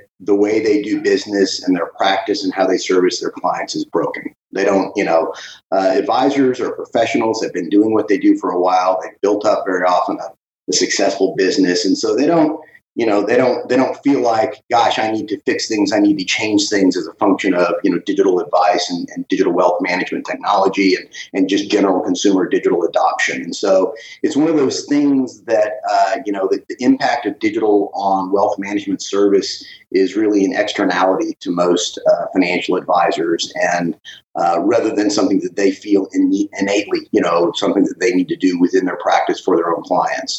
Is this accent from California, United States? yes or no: no; Dallas, Texas, United States; Dallas and Texas have always been home